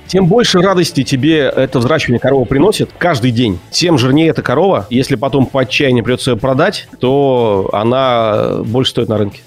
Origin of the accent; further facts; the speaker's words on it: Saint Petersburg, Russia; как петербуржец